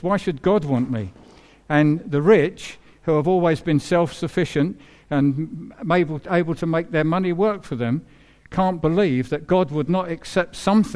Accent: England, United Kingdom; So I'm an Englishman, but I'm a believer who happens to be an Englishman.

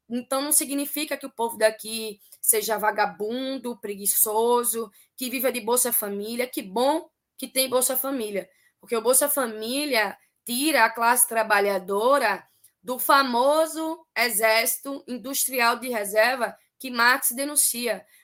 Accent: Northeast Region, Brazil; as pessoas tentando tirar a legitimidade do meu trabalho porque eu sou nordestina

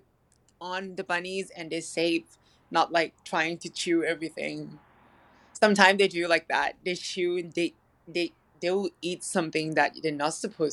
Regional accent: Thailand; now in Los Angeles, United States; I'm originally from Thailand

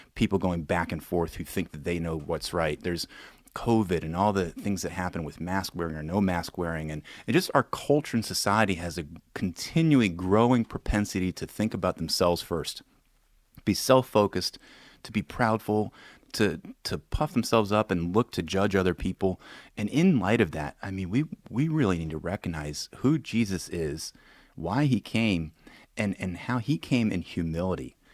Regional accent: Williamsburg, Virginia, United States; my hometown is Williamsburg, Virginia

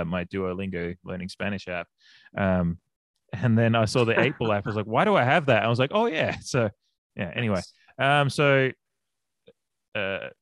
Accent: Australia; now in United States; being an Australian, I grew up with Aussie rules

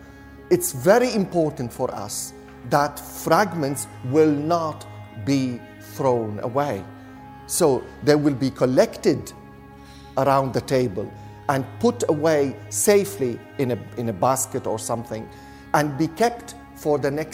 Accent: Latakia, Latakia Governorate, Syria; I grew up in Latakia in Syria.

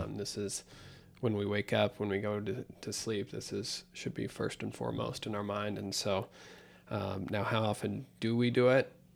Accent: United States; we, uh, as American Christians

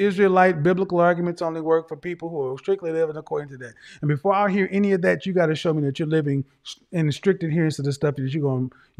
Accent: the Bible Belt, United States; I come from the Bible Belt, where more people talk about the Bible who ain't living it.

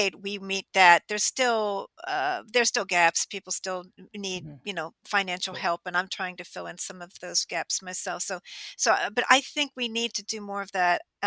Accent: outside of Pittsburgh, Western Pennsylvania, United States; born or raised there

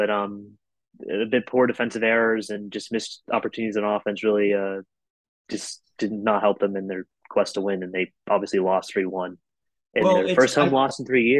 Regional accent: Pittsburgh, Pennsylvania, United States; I grew up in Pittsburgh.

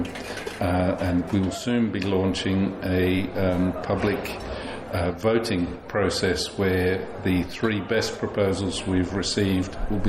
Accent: Tasmania, Australia; moved away as an adult; also born or lived in Sydney; now in Somerset, United Kingdom; No, I'm from Australia. I originally grew up in Tasmania and lived most of my life in Sydney.

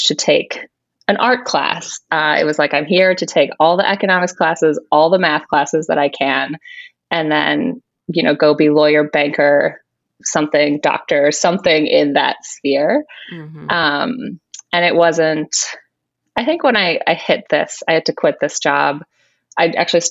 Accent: Chicago, Illinois, United States; moved away; also born or lived in San Francisco / New York; I'm originally from the Chicago area

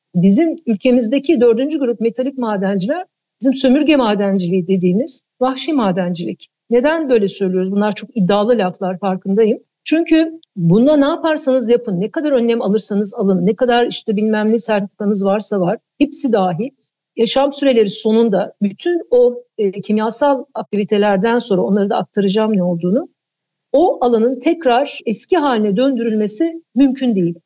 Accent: Eskişehir, Turkey; moved away as an adult; Eskişehir'de doğdum büyüdüm. E, ortaokul lise orada geçti.

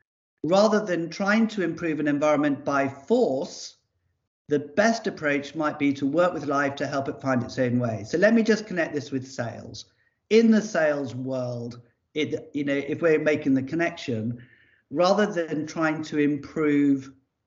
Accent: Ascension Island; born there; I was born in Ascension Island. This is where I came into the world.

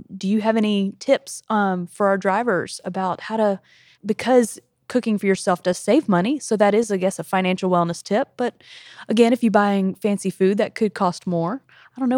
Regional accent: South Carolina, United States; moved away as an adult; now in Tennessee, United States; I'm from South Carolina

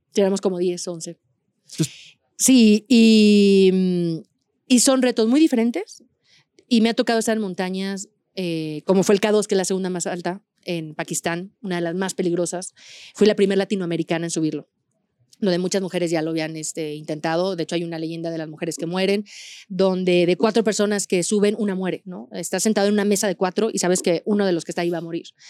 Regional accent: Aguascalientes, Mexico; yo soy de Aguascalientes, donde no hay montañas

